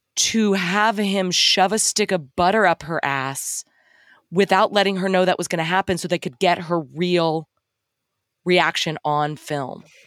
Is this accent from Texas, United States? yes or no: yes; Texas, United States; I'm from Texas